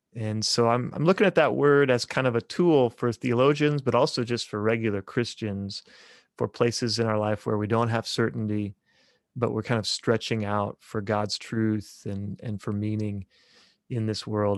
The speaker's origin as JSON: {"language": "English", "area": "just south of Topeka", "region": "Kansas", "country": "United States", "tie": "born or raised there", "moved": "as an adult", "lives_now": "Bartlesville, United States", "said": "I grew up in Kansas, just south of Topeka, Kansas, eh, kinda out in the country."}